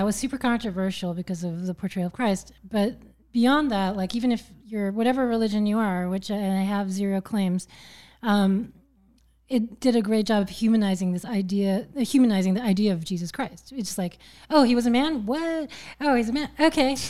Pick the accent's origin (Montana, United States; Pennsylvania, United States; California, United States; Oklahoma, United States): California, United States; Berkeley; also born or lived in New York / San Francisco; Originally born in Berkeley, California